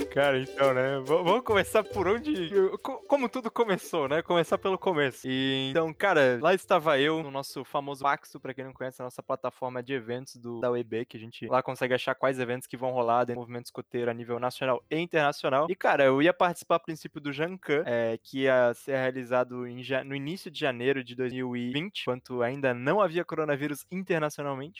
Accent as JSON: {"language": "Portuguese", "country": "Brazil", "said": "sou brasileiro"}